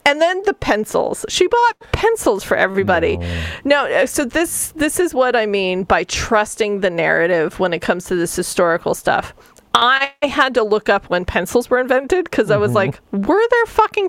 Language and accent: English; Southwest, United States; And so, Neil, you and I grew up in the Southwest.